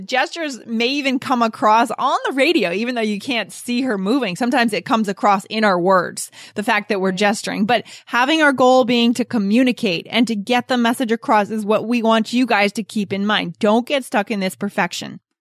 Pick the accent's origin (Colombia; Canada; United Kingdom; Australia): Colombia; English is a second language; I'm from Colombia